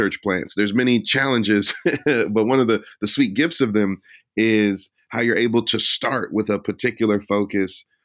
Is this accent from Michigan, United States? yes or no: yes; Detroit, Michigan, United States; also born or lived in Philadelphia; now in Minneapolis, United States; I was born in Detroit, and I was raised in inner city environments.